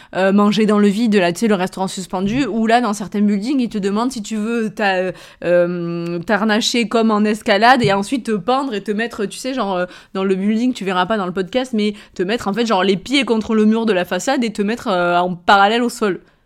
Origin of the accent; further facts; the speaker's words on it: Avignon, Provence-Alpes-Côte d'Azur, France; accent: Avignon; mon accent anglais en plus avignonné